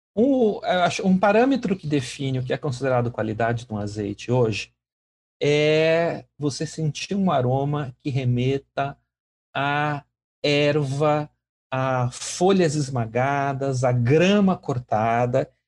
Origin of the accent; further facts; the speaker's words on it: Brazil; como brasileiros